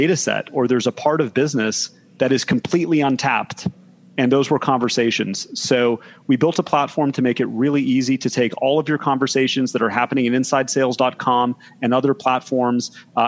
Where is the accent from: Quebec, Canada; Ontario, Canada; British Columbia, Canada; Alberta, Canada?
Ontario, Canada; Toronto; moved away as an adult; now in Bay Area, United States; I'm originally from Toronto, Canada. Apologies if anybody has trouble understanding my accent, but moved out to the Bay Area in 2008